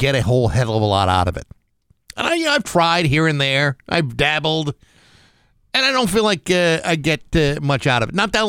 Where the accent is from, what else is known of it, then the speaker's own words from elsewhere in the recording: Rehoboth, Massachusetts, United States; my hometown, Comcan Incorporated in Rehoboth. And again, this is a town of about 10,000 people.